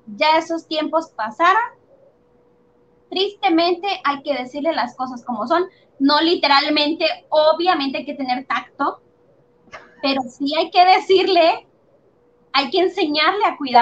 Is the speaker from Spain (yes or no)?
no; Mexico; nuestra realidad en México